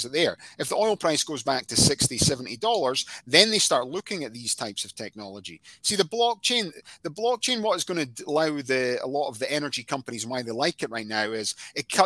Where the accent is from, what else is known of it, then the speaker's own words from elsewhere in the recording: Scotland, United Kingdom; I'm Scottish